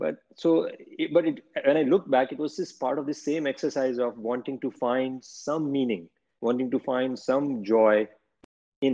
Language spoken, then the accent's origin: English; Gujarat, India; moved away as an adult; now in New York, United States; I grew up in India